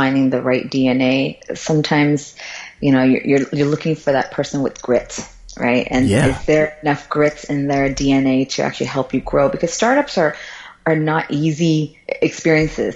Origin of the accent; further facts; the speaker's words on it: Florida, United States; English is a second language; moved away as an adult; also born or lived in Guangzhou, China / San Francisco / Japan; now in Singapore; I grew up there